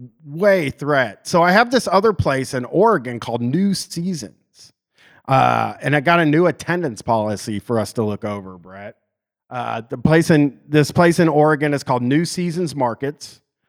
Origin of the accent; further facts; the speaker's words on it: Canada; You know, I'm from Canada, actually.